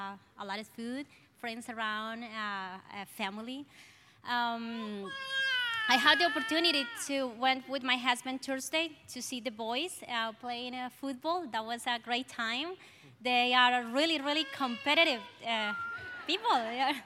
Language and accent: English; Colombia; accent: Colombian; English is a second language; moved away; I have a Colombian accent, very strong.